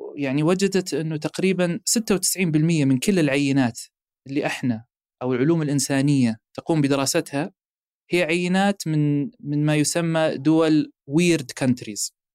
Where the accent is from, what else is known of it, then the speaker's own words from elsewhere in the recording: Saudi Arabia; احنا عندنا في السعوديه